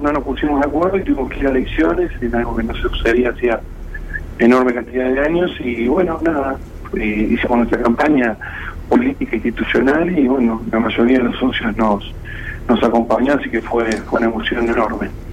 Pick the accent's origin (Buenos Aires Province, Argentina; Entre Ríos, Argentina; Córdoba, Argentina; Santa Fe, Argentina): Buenos Aires Province, Argentina; Mar de Ajó